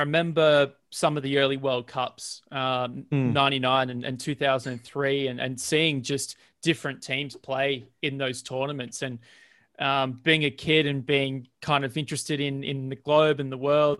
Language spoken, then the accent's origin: English; Saratoga, New South Wales, Australia; the house that I grew up in Saratoga on the central coast of New South Wales